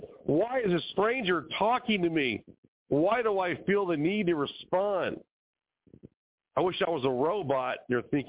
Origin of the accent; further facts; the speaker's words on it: California, United States; now in Arizona, United States; My childhood growing up in California, well, today California and Arizona where I now live